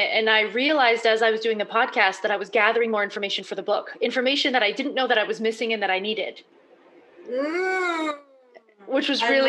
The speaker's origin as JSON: {"language": "English", "region": "Massachusetts", "country": "United States", "also_born_or_lived": "Prague", "moved": "yes", "lives_now": "New Jersey, United States", "said": "I'm from Massachusetts, but I got to New Jersey, back to the US."}